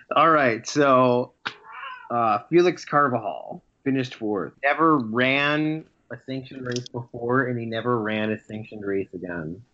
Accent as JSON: {"language": "English", "town": "Chicago", "region": "Illinois", "country": "United States", "tie": "born or raised there", "said": "my hometown"}